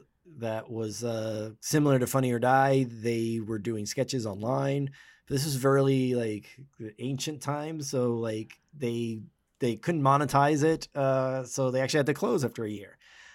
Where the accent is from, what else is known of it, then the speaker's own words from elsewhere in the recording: Dominican Republic; moved away as an adult; now in Los Angeles, United States; I'm from the Dominican Republic and wanted to be a director, so moved to LA to go to film school, LA Film School